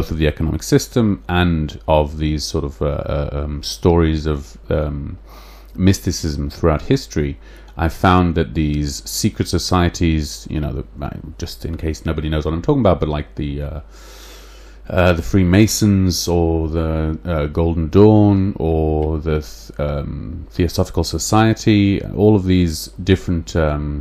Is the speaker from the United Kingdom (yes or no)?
yes; England, United Kingdom; accent: English; my English accent